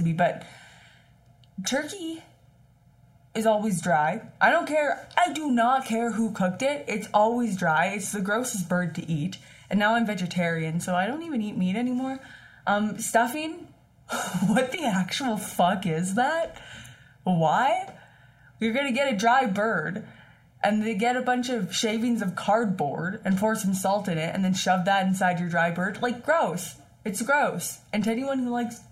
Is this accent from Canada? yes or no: yes; Saskatchewan, Canada; moved away as an adult; before I moved away from Saskatchewan for school